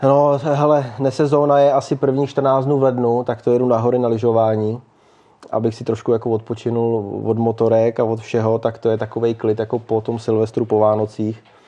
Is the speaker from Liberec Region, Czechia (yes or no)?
no; Mnichovo Hradiště, Central Bohemian Region, Czechia; jsem prostě z Mnichova hradiště